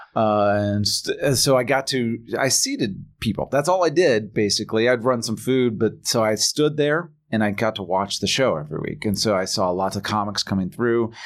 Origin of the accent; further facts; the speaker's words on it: Indiana, United States; I'm from Indiana